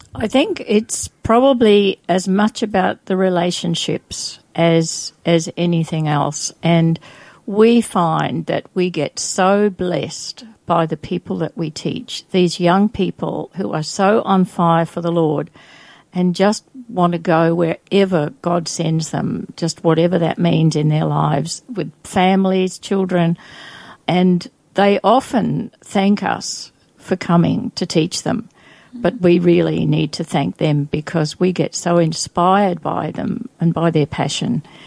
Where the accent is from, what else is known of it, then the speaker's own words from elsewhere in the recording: Adelaide, South Australia, Australia; moved away as an adult; now in Brisbane, Australia; I went back to Australia and I grew up in Adelaide.